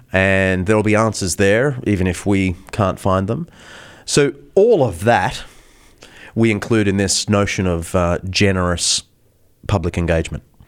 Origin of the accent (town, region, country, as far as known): Australia; now in United States